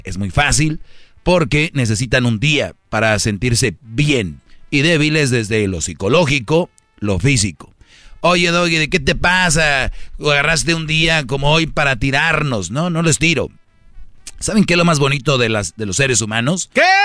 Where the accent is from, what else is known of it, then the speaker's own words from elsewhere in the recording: Monterrey, Nuevo León, Mexico; yo también soy de Monterrey